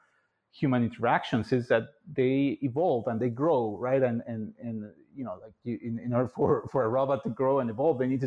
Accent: Mexico City, Mexico; born and raised in Mexico City to a very large and united family

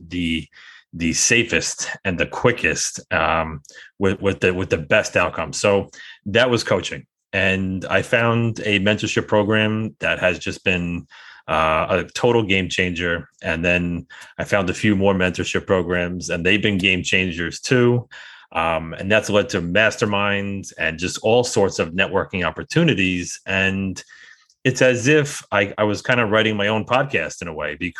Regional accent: New York, United States; I'm a New Yorker, and I always kind of joke around that I have a lot of skepticism baked into my DNA.

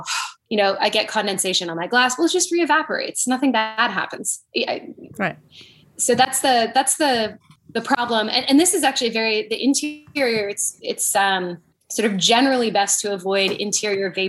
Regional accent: Canada; moved away; I'm from Canada growing up

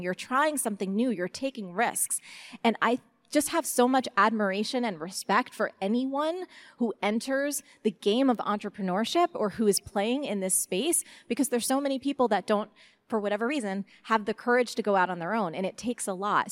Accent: New Jersey, United States; I'm from Jersey

